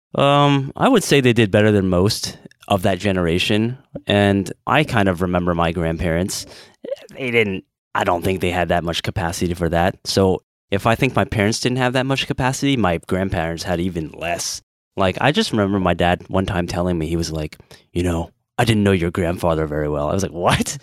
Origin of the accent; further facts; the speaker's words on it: United States; I'm too American